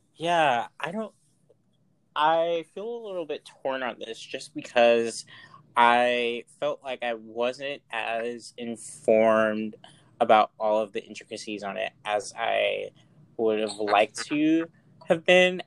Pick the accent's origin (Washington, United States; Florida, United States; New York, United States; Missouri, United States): New York, United States; Mount Vernon; now in San Francisco, United States; I grew up in Money Vernon, Mount Vernon, New York.